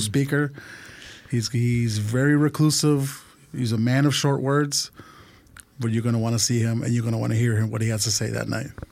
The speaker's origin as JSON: {"language": "English", "region": "California", "country": "United States", "tie": "born or raised there", "also_born_or_lived": "Mexico City, Mexico"}